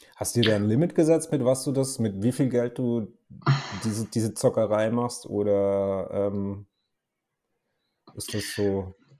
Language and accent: German; near Karlsruhe, Baden-Württemberg, Germany; ich komme ja aus der Nähe von Karlsruhe